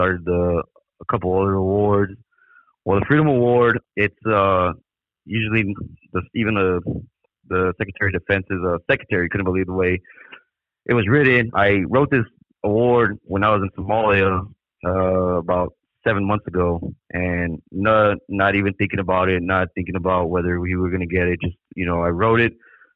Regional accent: El Paso, Texas, United States; moved away as an adult; I'm originally from El Paso. I moved down here back in 2009

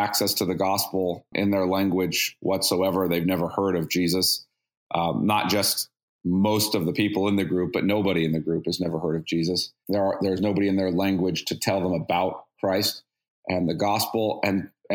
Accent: Bakersfield, California, United States; I grew up in Bakersfield

